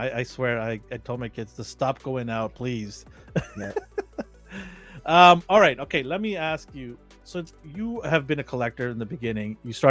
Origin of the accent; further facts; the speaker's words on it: Vancouver, British Columbia, Canada; I'm from Vancouver, but I'm not a Canucks fan.